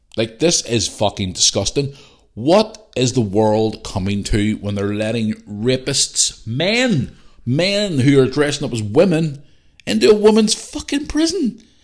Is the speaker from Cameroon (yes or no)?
no; Belfast, Northern Ireland, United Kingdom; also born or lived in Bangor; I grew up in Belfast